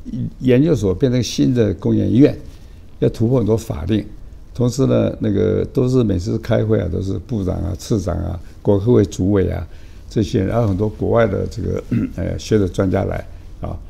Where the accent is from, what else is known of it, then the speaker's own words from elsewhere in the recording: Beijing, China; born there; 我爸妈没有经过我的同意，把我生在北京嘛